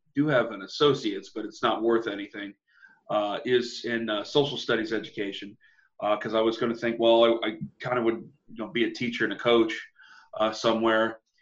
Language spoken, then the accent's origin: English; Canton, Ohio, United States; I'm from Canton, which is about 60 miles away from Cleveland